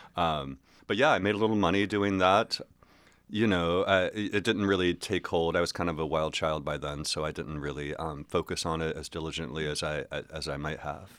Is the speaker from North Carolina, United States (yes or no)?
yes; Hillsborough, North Carolina, United States; moved away as an adult; also born or lived in Chapel Hill, North Carolina; Hillsboro, which is where I grew up from when, from, like, uh, third grade to when I graduated high school